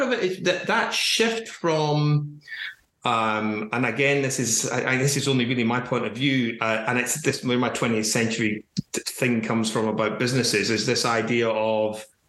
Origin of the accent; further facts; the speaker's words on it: Glasgow, Scotland, United Kingdom; now in England; We're moving back to Glasgow in the new year